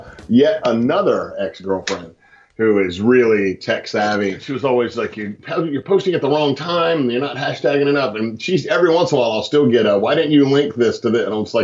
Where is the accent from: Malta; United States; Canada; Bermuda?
United States; Charlottesville, Virginia; I'm from Charlottesville